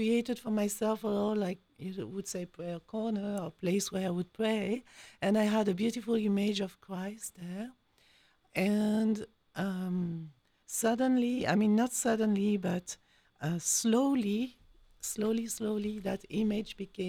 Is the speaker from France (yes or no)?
yes; France; accent: French; English is a second language; moved away as an adult; also born or lived in Belgium / Switzerland / Philippines / United States; now in Columbus, United States; You can hear my accent. So je suis française. I am French.